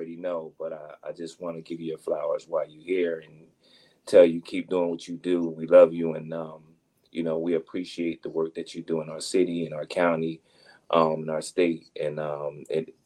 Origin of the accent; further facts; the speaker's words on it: Trenton, New Jersey, United States; also born or lived in Hamilton, New Jersey; I was born and raised in Trenton, New Jersey